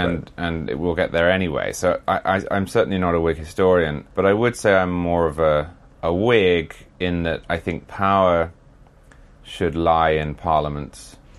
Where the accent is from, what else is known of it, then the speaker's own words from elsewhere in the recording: Huntingdon, East of England, United Kingdom; moved away as an adult; now in Florida, United States; I'm from Huntingdon originally, just outside Cambridge, which is where Cromwell was from.